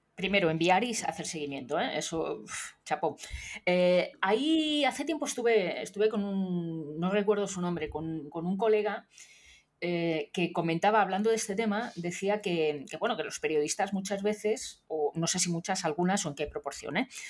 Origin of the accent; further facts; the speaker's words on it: Madrid, Community of Madrid, Spain; en mi pueblo, que es el mismo pueblo de, Nuria Prieto, de, Madrid